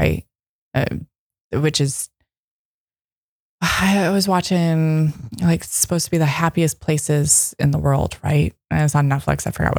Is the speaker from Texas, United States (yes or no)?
no; Michigan, United States; And you know, I come from Michigan.